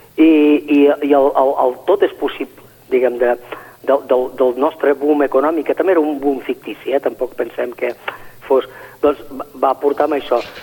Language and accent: Catalan; Catalonia, Spain